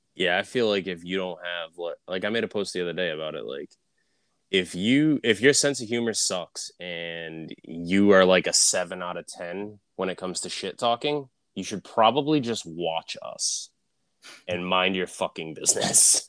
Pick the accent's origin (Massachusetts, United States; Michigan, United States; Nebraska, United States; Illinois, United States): Massachusetts, United States; outside of Boston; I grew up like outside of Boston